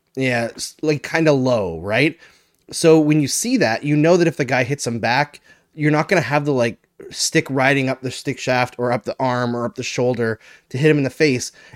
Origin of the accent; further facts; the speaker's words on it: Fort McMurray, Alberta, Canada; moved away; I grew up partially in Fort McMurray